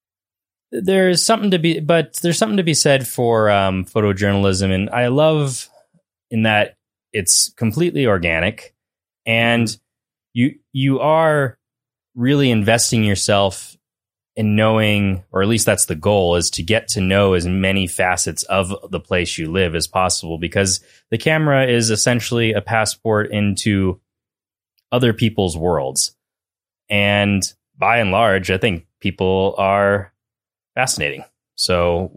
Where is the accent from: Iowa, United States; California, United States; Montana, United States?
Montana, United States; Hamilton; also born or lived in Missoula; my hometown in the Bitterroot in Hamilton